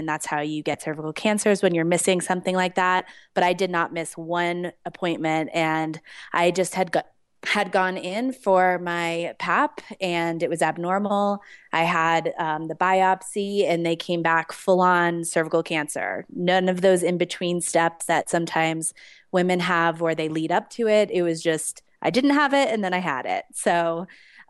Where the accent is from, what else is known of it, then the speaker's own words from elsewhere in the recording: Denver, Colorado, United States; moved away as an adult; I am born and bred in Denver, moved away for a little bit and have been back here since 2012